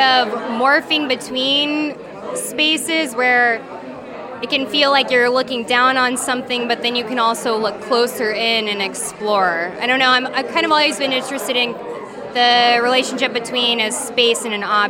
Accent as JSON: {"language": "English", "town": "Corpus Christi", "region": "Texas", "country": "United States", "moved": "yes", "lives_now": "Brooklyn, United States", "said": "I'm originally from Corpus Christi, Texas, but I live in Brooklyn now."}